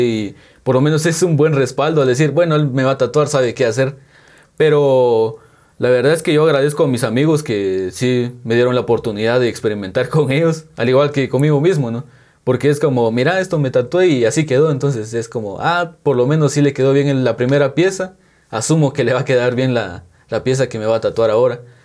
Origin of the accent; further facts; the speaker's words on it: San Juan Comalapa, Chimaltenango, Guatemala; soy de San Juan como y Maltenango.